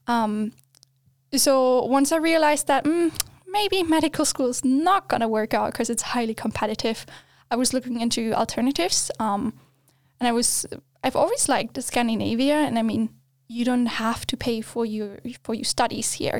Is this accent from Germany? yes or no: yes; Germany; English is a second language; moved away as an adult; also born or lived in Australia; now in Sweden; I grew up in Germany. That's all I knew until the point I moved to Australia.